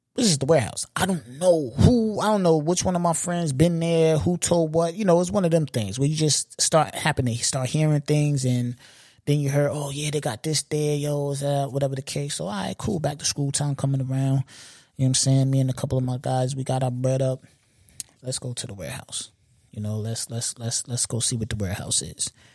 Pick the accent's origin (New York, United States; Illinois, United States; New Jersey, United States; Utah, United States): New York, United States; being a New Yorker